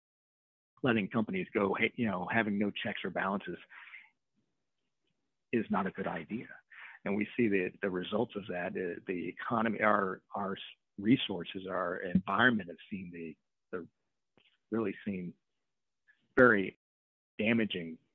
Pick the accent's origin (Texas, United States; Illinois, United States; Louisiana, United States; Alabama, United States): Louisiana, United States; New Orleans; I'm from New Orleans